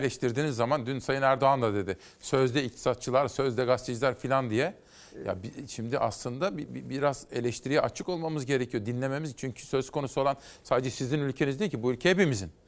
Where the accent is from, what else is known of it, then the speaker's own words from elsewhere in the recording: Kütahya, Turkey; ben Kütahyalıyım. Bizim memleket AK Partilidir